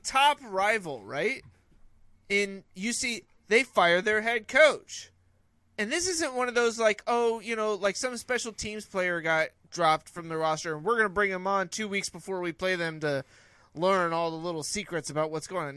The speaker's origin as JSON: {"language": "English", "region": "California", "country": "United States", "tie": "born or raised there", "said": "a guy that grew up outside of the South, right, or the Southeast, growing up in California"}